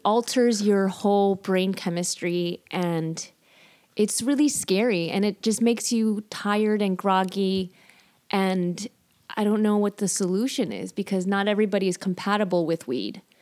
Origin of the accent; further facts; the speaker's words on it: Chicago, Illinois, United States; I'm from Chicago